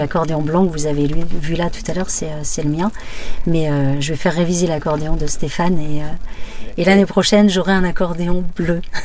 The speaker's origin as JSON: {"language": "French", "town": "Barbâtre", "region": "Pays de la Loire", "country": "France", "tie": "born or raised there", "also_born_or_lived": "Lille", "moved": "yes", "said": "j'ai quitté effectivement Lille jusqu'en 99, mais j'ai grandi à Barbatre"}